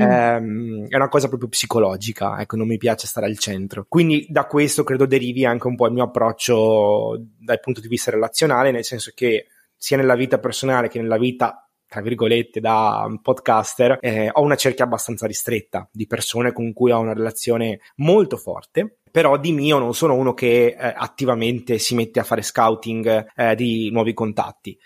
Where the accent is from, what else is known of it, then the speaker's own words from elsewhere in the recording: Veneto, Italy; sono veneto